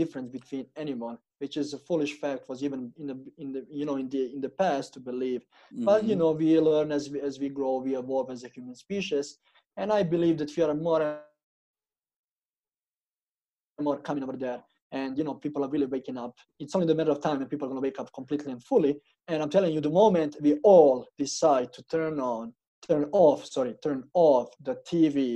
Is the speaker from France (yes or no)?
no; Serbia; moved away as an adult; also born or lived in Toronto, Canada; now in Canada; in Serbia, in my hometown